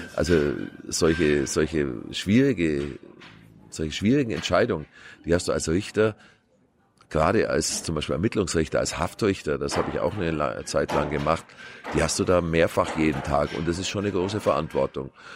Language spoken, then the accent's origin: German; Kempten, Bavaria, Germany; Ich komme aus Kempten im Allgäu, also äußerster südlicher Rand der Republik